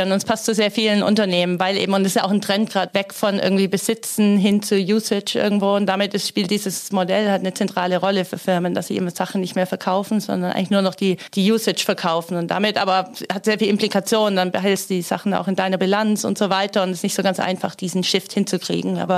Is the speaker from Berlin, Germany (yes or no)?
no; Baden-Württemberg, Germany; ich komme aus Stuttgarter Gegend, da braucht man auch einen Bosch-Motor dann.